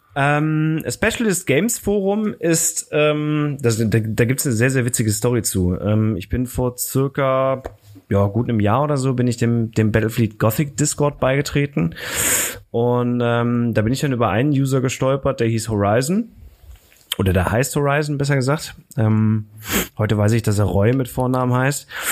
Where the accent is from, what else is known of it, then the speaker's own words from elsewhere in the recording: Aachen, North Rhine-Westphalia, Germany; ich komme aus Aachen